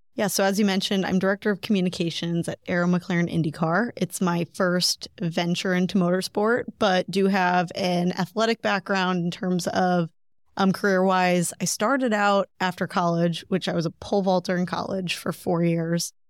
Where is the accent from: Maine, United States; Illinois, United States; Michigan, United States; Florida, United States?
Illinois, United States; Breese; Breeze, Illinois